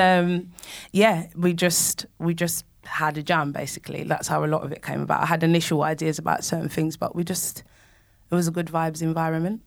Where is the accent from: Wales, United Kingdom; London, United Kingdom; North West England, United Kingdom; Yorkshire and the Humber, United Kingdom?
London, United Kingdom; moved away as an adult; now in Nottingham, United Kingdom; I grew up in Manor Park in East London